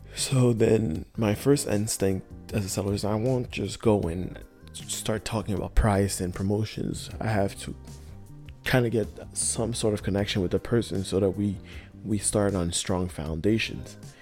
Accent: Montreal, Quebec, Canada; I am from Montreal in Canada

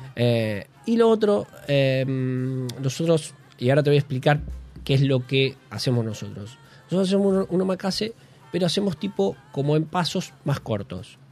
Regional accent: Bragado, Buenos Aires Province, Argentina; moved away as an adult; now in Buenos Aires, Argentina; De Bragado, 210 kilómetros

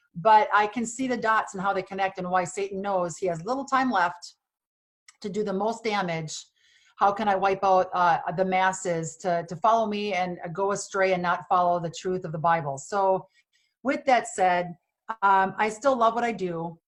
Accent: Wisconsin, United States; born or raised there; moved away; also born or lived in Los Angeles

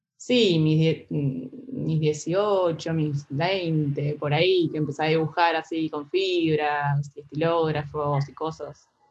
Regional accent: Santa Rosa, La Pampa, Argentina; moved away as an adult; now in Buenos Aires, Argentina; Me vine acá a Buenos Aires, yo soy de Santa Rosa

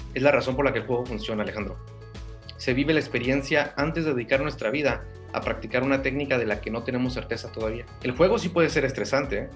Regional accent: Durango, Mexico; moved away as an adult; also born or lived in Ciudad Juárez, Mexico; now in United States; humano que emigró de México a Estados Unidos, originario de, de un pueblo pequeño de Durango

